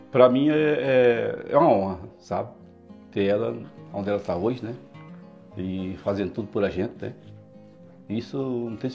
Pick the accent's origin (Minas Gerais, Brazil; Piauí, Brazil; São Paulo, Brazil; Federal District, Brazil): Piauí, Brazil; Eu, eu vim do Piauí para cá, fui, fui pro SEAS, trabalho de carregador, SEAS.